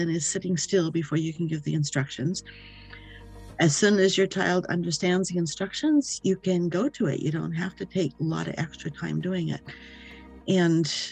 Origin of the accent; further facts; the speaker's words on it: the Midwestern states, United States; moved away as an adult; now in Maine, United States; I was raised in the Midwestern states